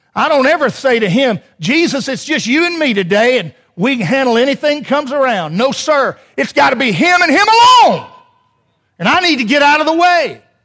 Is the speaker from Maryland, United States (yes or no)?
no; Alabama, United States